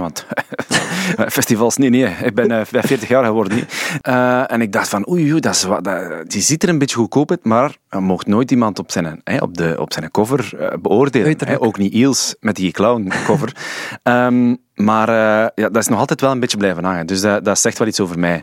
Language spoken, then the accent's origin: Dutch; Sint-Niklaas, Flanders, Belgium; moved away; We zijn samen van Sint-Niklaas, ja. Ik ben daar weggetrokken